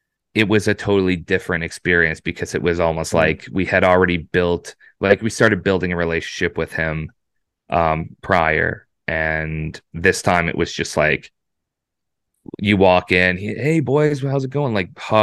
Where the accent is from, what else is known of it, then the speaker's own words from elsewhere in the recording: Oshawa, Ontario, Canada; he produces out of Hamilton, which is, like, I'm from Oshawa, so it's, you know, roughly like an hour 45, 2 hour drive.